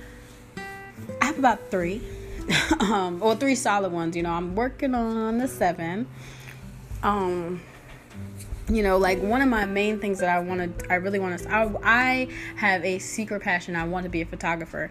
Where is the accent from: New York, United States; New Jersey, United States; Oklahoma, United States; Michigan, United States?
New Jersey, United States; now in Georgia, United States; I'm from Jersey